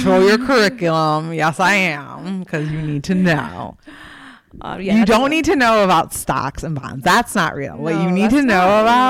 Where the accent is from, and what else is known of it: United States